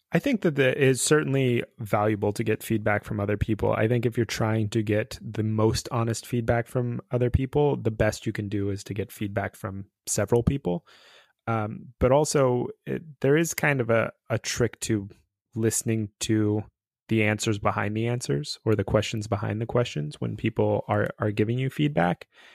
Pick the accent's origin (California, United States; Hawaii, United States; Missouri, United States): California, United States; growing up in California, uh, in the, like, eighties and nineties.